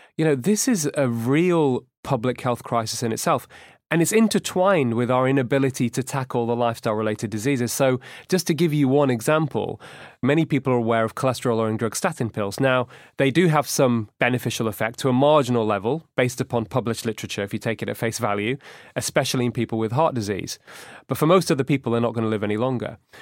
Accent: Manchester, North West England, United Kingdom; also born or lived in Edinburgh; we grew up in Manchester and we went to the same school and same university

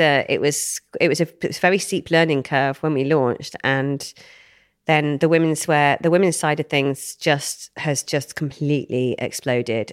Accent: Wem, West Midlands, United Kingdom; I grew up in Shropshire, little town near Shrewsbury called Wem

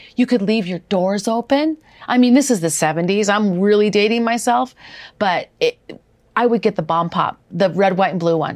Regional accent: Wisconsin, United States; moved away; also born or lived in Minnesota; I grew up in Wisconsin as well as a teenager

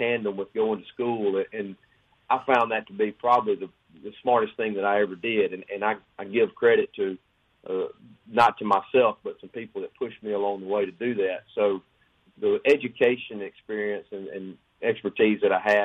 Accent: Oxford, Mississippi, United States; growing up just a kid from North Mississippi

